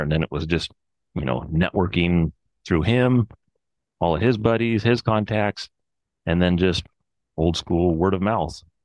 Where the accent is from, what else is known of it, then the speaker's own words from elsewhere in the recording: Olympic Peninsula, Washington, United States; I grew up in a little town on the Olympic Peninsula near Seattle in Washington